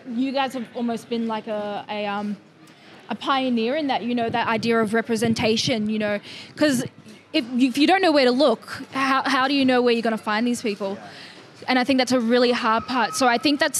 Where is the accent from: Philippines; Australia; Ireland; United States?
Australia; Dandenong, Victoria; accent: Aussie; I'm a bit with the Aussie accent, but that's just because I come from Dandy